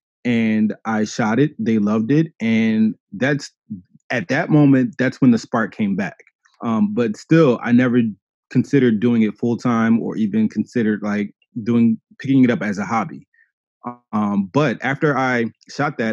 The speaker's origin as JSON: {"language": "English", "town": "Philadelphia", "region": "Pennsylvania", "country": "United States", "said": "I'm also from Philadelphia"}